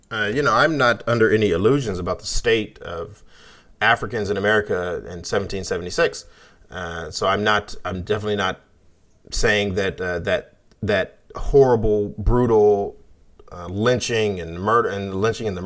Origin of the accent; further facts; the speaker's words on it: United States; But I'm American, right?